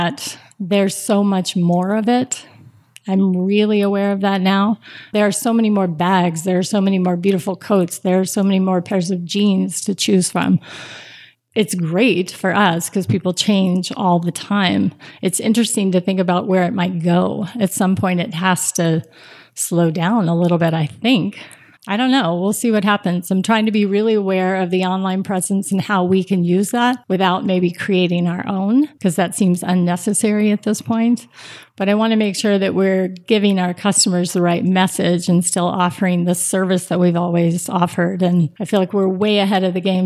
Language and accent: English; Austin, Texas, United States; moved away as an adult; now in Boulder, United States; So I was born and raised in Austin, Texas, 21 when I got married. A couple months past getting married, we moved to Boulder, and I have not gone back since